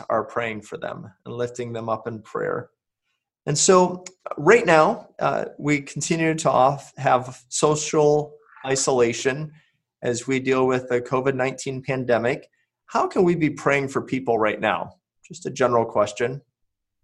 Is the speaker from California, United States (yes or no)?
no; Michigan, United States; moved away as an adult; I was a teenager in my church growing up in Michigan